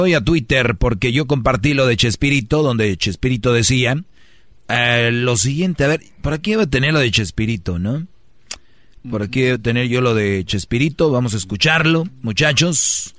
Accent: Mexico; moved away; todos somos paisanos y somos de México

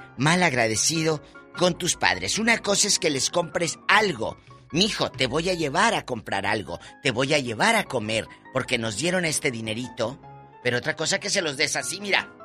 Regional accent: Mexico; cómo somos los mexicanos

